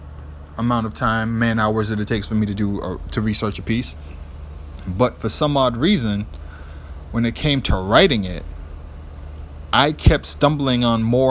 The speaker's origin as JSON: {"language": "English", "town": "Boston", "region": "Massachusetts", "country": "United States", "tie": "born or raised there", "said": "in Boston, I grew up near Chinatown."}